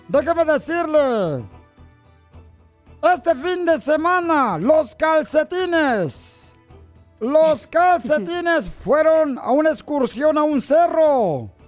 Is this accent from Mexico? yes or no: yes; Ocotlán, Jalisco, Mexico; now in United States; Es de Ocotlán, Jalisco, mi tierra